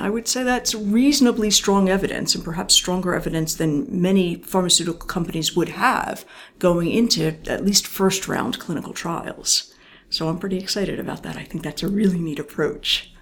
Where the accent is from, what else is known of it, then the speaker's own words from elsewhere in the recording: outside of Philadelphia, Bucks County, Pennsylvania, United States; i grew up outside of philadelphia